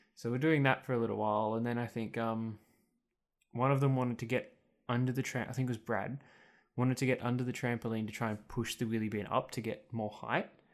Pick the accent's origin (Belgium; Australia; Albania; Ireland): Australia; Muswellbrook, New South Wales; for about the first three years of my life, I lived in Musselbrook, and then we moved out of town. So I was, like, living outside of Mossebrook, so fifteen minutes from Mossebrook.